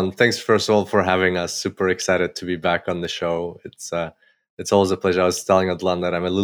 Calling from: Gold Coast, Queensland, Australia; and I'm calling from Gold Coast, Australia.

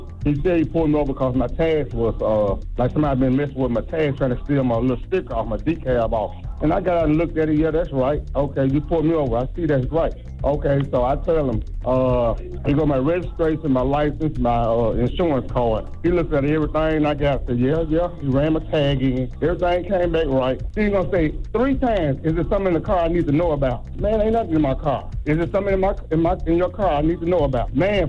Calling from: Chattanooga, Tennessee, United States; I'm calling from Chattanooga, Tennessee.

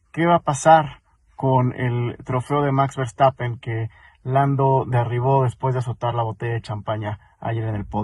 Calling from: Mexico City, Mexico; Hola, formuleros … de la Ciudad de México.

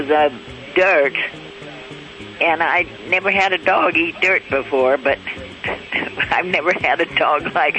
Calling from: South Lake Tahoe, California, United States; South Lake Tahoe.

